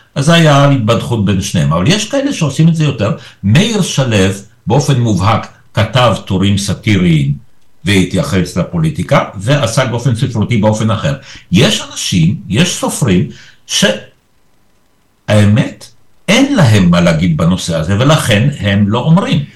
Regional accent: Israel; Hebrew is a second language; also born or lived in Poland; ואני הגעתי ביחד איתם כילד בן שבע, אז זאת הסיבה שאני פה. ופה למדתי עברית, ופה גדלתי

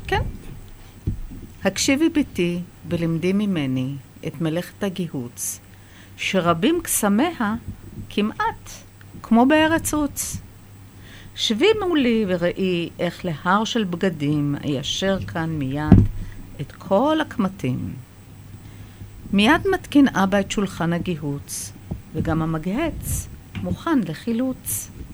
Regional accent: Israel; Hebrew is a second language; also born or lived in Haifa, Israel (born) / Iran; עליתי לארץ בסביבות שמונה ושלושת רבעי

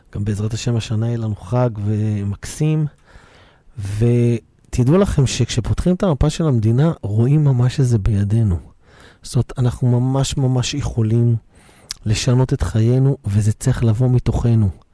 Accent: Bnei Brak, Tel Aviv District, Israel; גדלתי בבני ברק

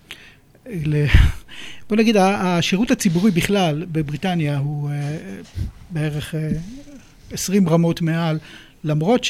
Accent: Israel; moved away as an adult; now in United Kingdom; נולדתי כאן, גדלתי כאן, ואת הרישיון שלי עשיתי פה בגיל 17

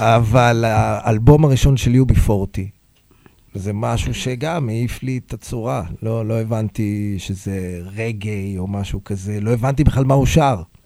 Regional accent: Hod HaSharon, Central District, Israel; also born or lived in Tel Aviv; נולדתי בתל אביב, גרתי בהוד השרון, שהוד השרון הייתה ארגז חול.

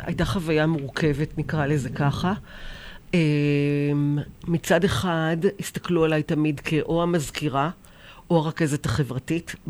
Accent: Israel; אנחנו כבר ילידות הארץ

